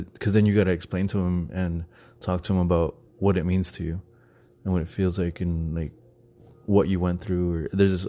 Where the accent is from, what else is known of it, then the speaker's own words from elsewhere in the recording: Texas, United States; now in Phoenix, United States; because I'm originally from Texas, and in Texas, like, piercings and tattoos were like frowned upon.